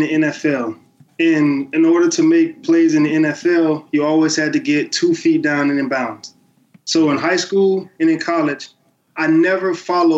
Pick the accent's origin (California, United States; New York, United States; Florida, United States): Florida, United States; the Muck; the Muck, which is my hometown